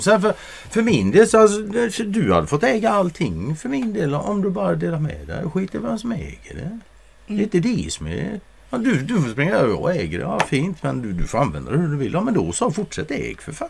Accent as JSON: {"language": "Swedish", "country": "Sweden", "said": "som svensk"}